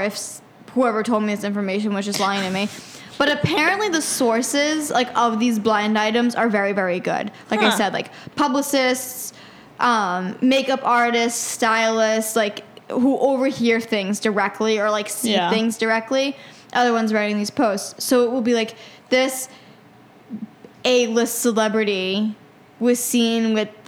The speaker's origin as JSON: {"language": "English", "region": "Massachusetts", "country": "United States", "tie": "born or raised there", "said": "I'm from Massachusetts. I grew up watching, like, sports on Sundays with my dad and grandfather and everything."}